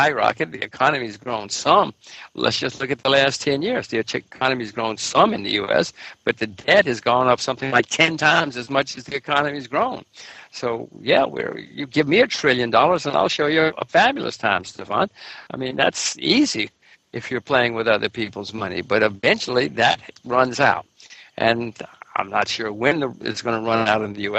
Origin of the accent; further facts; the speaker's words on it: United States; I'm an American citizen, American voter, American taxpayer